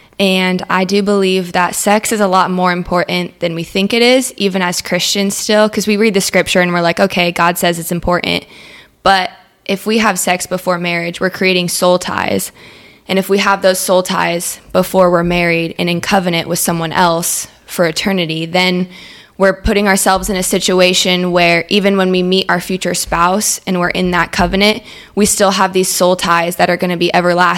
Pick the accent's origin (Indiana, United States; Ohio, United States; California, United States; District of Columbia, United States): California, United States; moved away; I'm 20 years old. I'm originally from California, kind of moved around a lot, and just moved down to South Florida a couple weeks ago